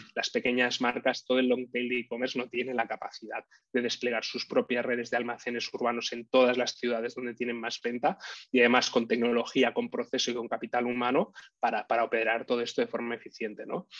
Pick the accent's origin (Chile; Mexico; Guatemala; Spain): Spain; Barcelona, Catalonia; soy originario de Barcelona, vivo aquí en, Barcelona